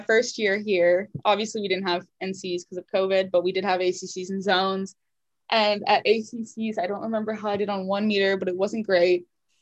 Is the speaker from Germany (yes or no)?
no; Canada; moved away as an adult; now in United States; I didn't, you know, grow up with in Canada